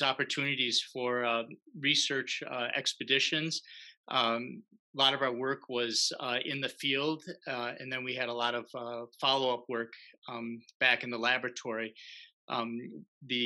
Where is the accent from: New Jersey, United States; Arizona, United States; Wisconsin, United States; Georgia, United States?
Wisconsin, United States; Milwaukee; moved away as an adult; I grew up here in Wisconsin in Milwaukee